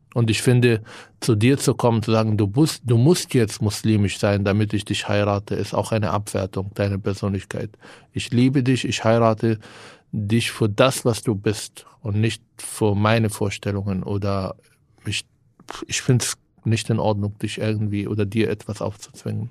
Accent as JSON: {"language": "German", "country": "Israel", "tie": "born or raised there", "second_language": "German", "moved": "as an adult", "lives_now": "Germany", "said": "Ich bin in Israel geboren, aufgewachsen."}